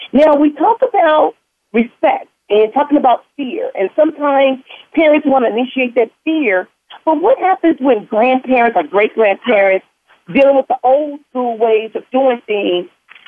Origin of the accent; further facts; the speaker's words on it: Compton, California, United States; And I remember even growing up in Compton with my grandmother.